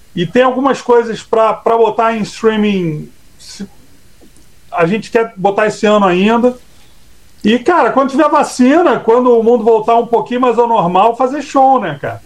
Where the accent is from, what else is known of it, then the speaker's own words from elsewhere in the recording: Brazil; a gente é brasileiro